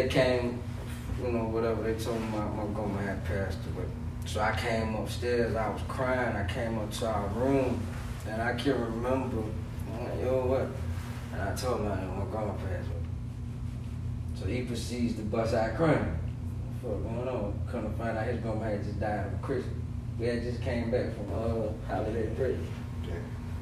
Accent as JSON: {"language": "English", "town": "Aiken", "region": "South Carolina", "country": "United States", "tie": "born or raised there", "said": "I grew up literally behind his house"}